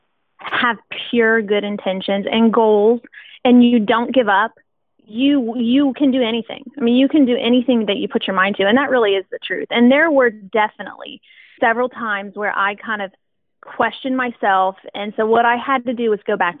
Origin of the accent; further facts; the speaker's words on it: West Chester, Ohio, United States; also born or lived in Oberlin Springs, Ohio; we were born and raised in Westchester, Ohio